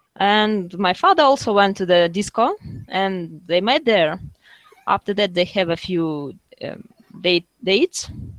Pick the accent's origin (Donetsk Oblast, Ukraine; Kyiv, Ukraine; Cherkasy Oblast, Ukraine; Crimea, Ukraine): Kyiv, Ukraine; I was born in Kyiv in 1986.